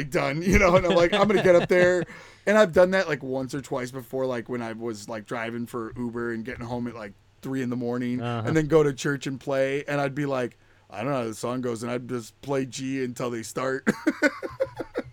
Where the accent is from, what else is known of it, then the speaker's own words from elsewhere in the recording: Utica, New York, United States; I'm from Utica, New York